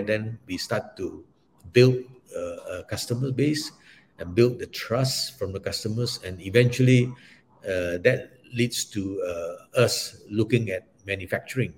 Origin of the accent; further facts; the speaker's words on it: Malaysia; also born or lived in Singapore; I'm a Malaysian